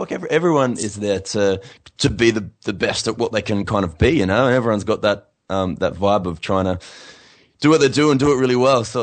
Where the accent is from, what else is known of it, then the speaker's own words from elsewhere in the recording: Adelaide, South Australia, Australia; now in Sydney, Australia; Sydney, where is where, where I live. Uh, Newcastle, Byron Bay, Yamba, Brisbane, and then finishing in my hometown of Adelaide.